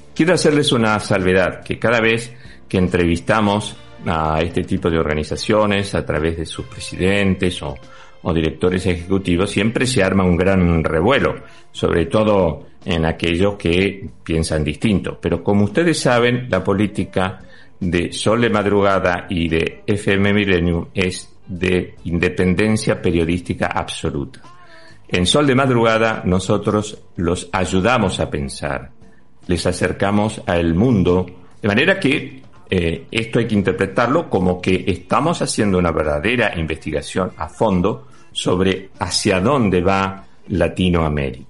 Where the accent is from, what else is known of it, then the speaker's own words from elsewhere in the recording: Argentina; now in Spain; te voy a hablar como argentino